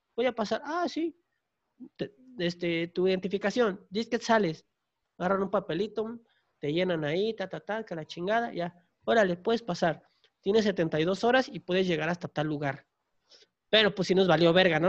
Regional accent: Tapachula, Chiapas, Mexico; yo soy de Chiapas, entonces eh, de donde yo soy, que es Tapachula, Chiapas, estamos pegados con Guatemala.

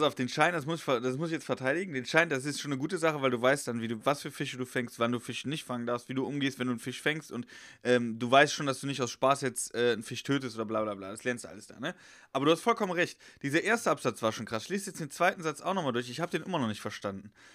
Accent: Westerwald, Rhineland-Palatinate, Germany; also born or lived in Heidelberg; now in Cologne, Germany; ich wohne ja in Köln mittlerweile, also schon länger. Ja. Und ja. ich habe ja auch in Heidelberg gewohnt und ich komme ursprünglich aus dem Westerwald

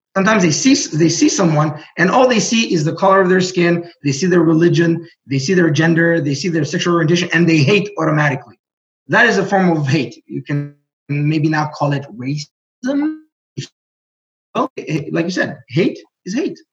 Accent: Burundi; first language Greek; English is a second language; moved away; also born or lived in Greece; we moved to Burundi

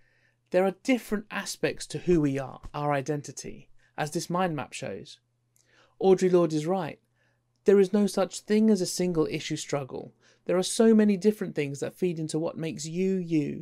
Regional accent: London, United Kingdom; also born or lived in Isle of Wight; I identify more as a Londoner, so I suppose that would make me more English Indian, although on the census form I was British Indian. I describe myself as working class. I love Lidl and Aldi, and I grew up in East London.

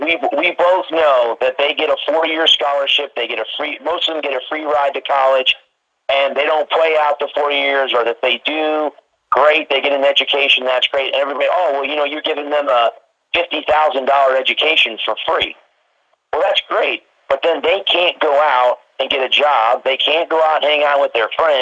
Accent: Florida, United States; my home state

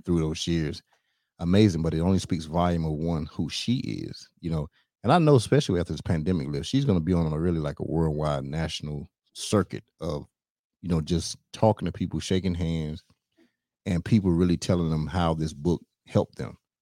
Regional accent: North Carolina, United States; I'm from North Carolina

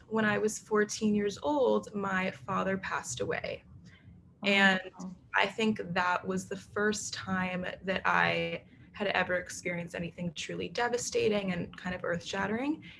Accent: New York City, New York, United States; also born or lived in Nashville, Tennessee; I grew up in New York City.

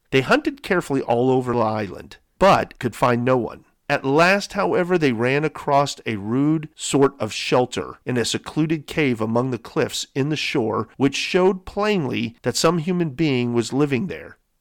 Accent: San Diego, California, United States; growing up in San Diego, California

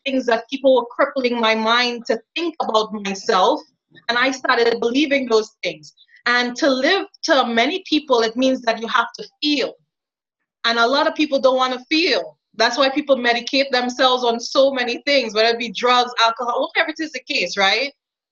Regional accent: Trinidad & Tobago; moved away; also born or lived in New York; I was born and raised in Trinidad, West Indies, also known as Trinidad and Tobago

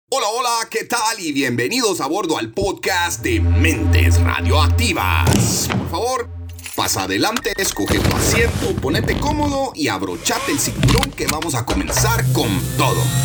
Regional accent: Guatemala; Yo soy puro chapín de madre suiza y de padre guatemalteco y nací aquí en Guatemala.

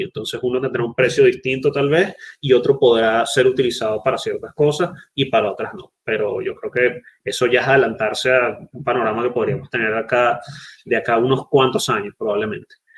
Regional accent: Venezuela; Los venezolanos no podemos utilizar BlockFi, tenemos que recurrir a otras cosas. Y uno como venezolano

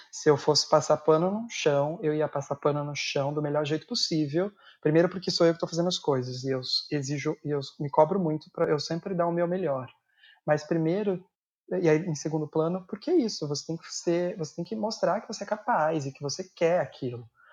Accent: São Paulo, Brazil; also born or lived in Guarulhos; Eu sou de São Paulo, a minha família morava em Guarulhos

